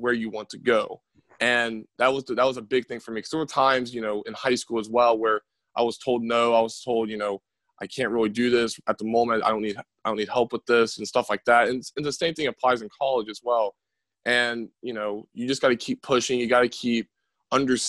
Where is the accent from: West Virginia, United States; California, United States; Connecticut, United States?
West Virginia, United States; Winfield; I'm from Winfield